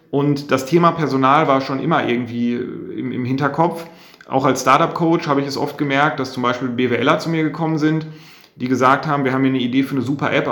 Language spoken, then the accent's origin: German; Bielefeld, North Rhine-Westphalia, Germany; also wir kommen beide aus der Region und wir schätzen auch einfach diese Mentalität.